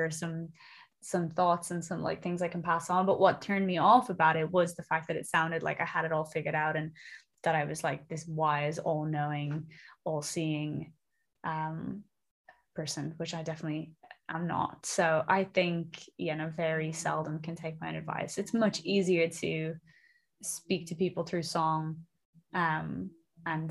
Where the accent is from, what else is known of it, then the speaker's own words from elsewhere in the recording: Dublin, Leinster, Ireland; moved away as an adult; now in London, United Kingdom; I'm from Dublin originally in Ireland, but I moved to London about 6 years ago